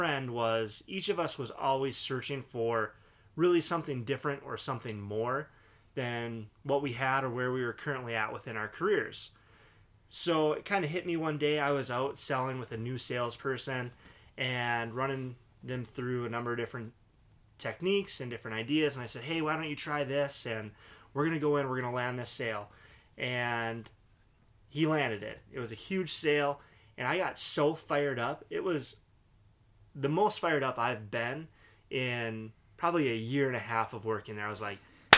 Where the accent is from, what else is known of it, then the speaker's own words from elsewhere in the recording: Duluth, Minnesota, United States; Born and raised in Duluth, Minnesota.